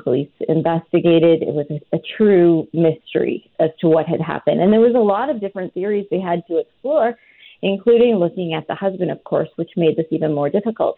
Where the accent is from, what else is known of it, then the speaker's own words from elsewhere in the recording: rural Alberta, Canada; I'm from a really small farming community in rural Alberta.